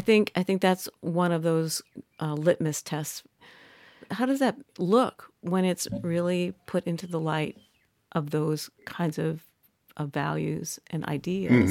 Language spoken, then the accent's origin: English; Midwest, United States; I'm from the Midwest